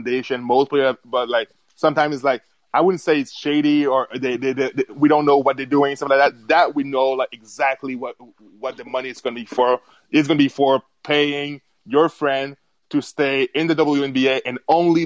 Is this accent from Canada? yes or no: yes; Canada; I'm from Canada